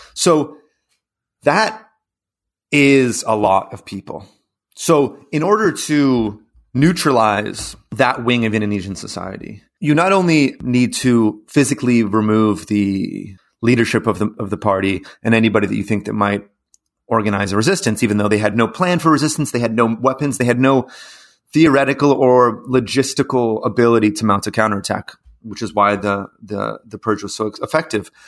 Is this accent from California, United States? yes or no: yes; Los Angeles, California, United States; moved away; also born or lived in Mexico / Venezuela / Brazil; I'm from Los Angeles